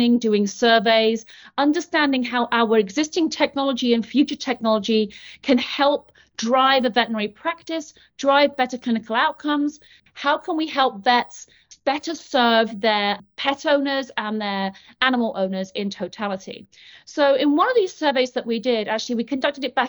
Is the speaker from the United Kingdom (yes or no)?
yes; United Kingdom; moved away as an adult; now in Portland, United States; So I am British, in case you haven't noticed. This is not a Mainers accent, although I do live in Portland, Maine. I've been in the US now for about 13 years.